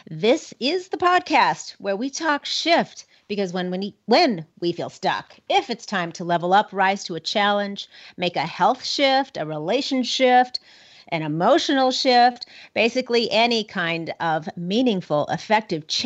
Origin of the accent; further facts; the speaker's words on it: Minnesota, United States; now in Cody, United States; born and raised in Minnesota, so even closer um, to Nebraska than over here in Cody, Wyoming.